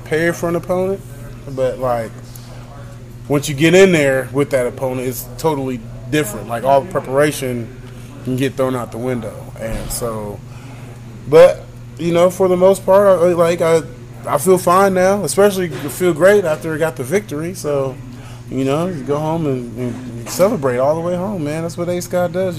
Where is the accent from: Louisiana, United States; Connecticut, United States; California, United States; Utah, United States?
California, United States; growing up in California